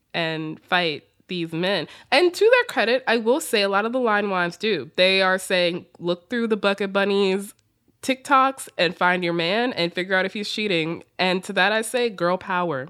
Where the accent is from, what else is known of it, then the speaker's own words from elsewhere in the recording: the South, United States; accent: Southern; my Southern accent